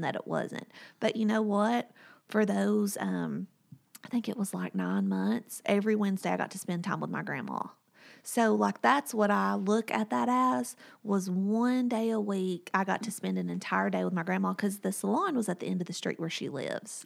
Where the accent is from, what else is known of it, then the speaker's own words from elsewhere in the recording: Whitwell, Tennessee, United States; moved away; My hometown is Whitwell, Tennessee, and it's about an hour and a half from here